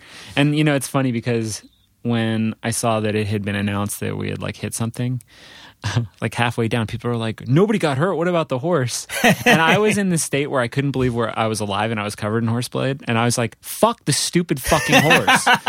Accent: New Jersey, United States; also born or lived in Providence; I mean, I was born in Providence. My parents were teaching up there in Providence.

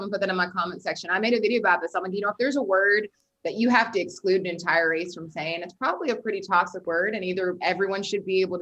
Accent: Texas, United States; Um, I grew up, I was born in Texas. I've lived all over the South. I've also lived all over the North as well.

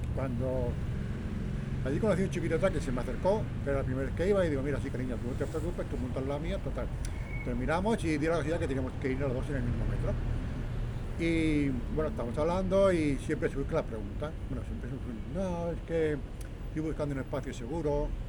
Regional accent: Sabadell, Catalonia, Spain; now in Tarragona, Spain; yo nací en Canoriac, luego estuve viviendo en la Concordia

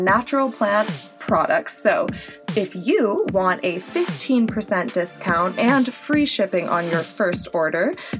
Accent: Midwest, United States; I'm from the Midwest

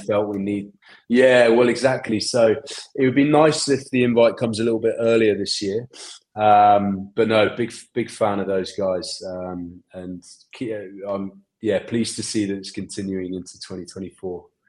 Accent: England, United Kingdom; now in Boston, United States; I'm English

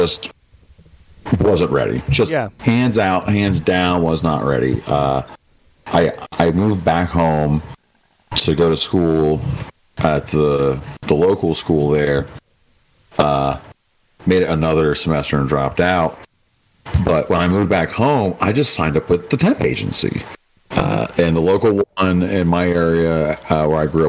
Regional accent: Appalachia, United States; also born or lived in Kent State (Ohio); they gave me a scholarship for being Appalachian as a minority

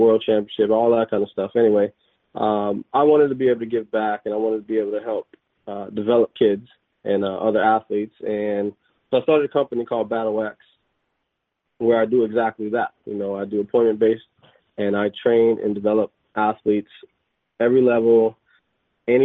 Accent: Florida, United States; moved away as an adult; also born or lived in Mississippi / Alabama / Virginia / Europe; now in Halifax, Canada; I'm originally from Florida

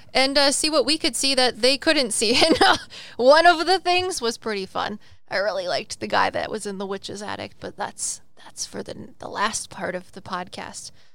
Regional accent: Welsh, Wales, United Kingdom; I'm Welsh

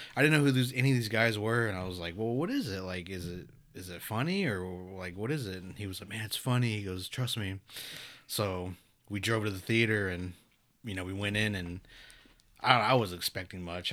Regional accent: Pawnee, Oklahoma, United States; I'm from Pawnee

